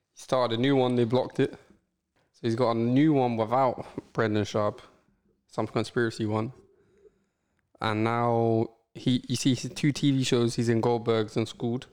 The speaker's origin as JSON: {"language": "English", "region": "England", "country": "United Kingdom", "accent": "English", "said": "I had an Eng- English accent."}